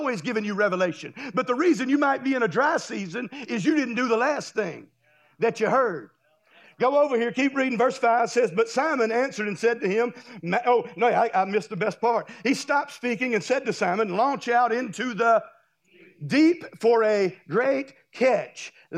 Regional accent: Destin, Florida, United States; I'm from Destin. I live in Destin. There's a lot of beach down there, and it's real pretty.

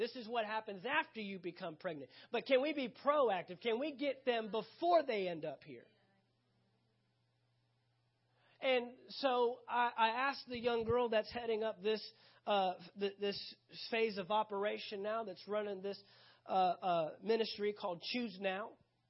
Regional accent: the South, United States; I'm from the South. That's what we do.

